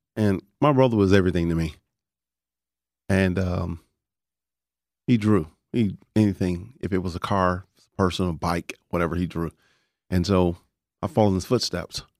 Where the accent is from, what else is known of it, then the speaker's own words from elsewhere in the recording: Dallas, Texas, United States; also born or lived in Panhandle, outside Amarillo, Texas; I grew up in Oak Cliff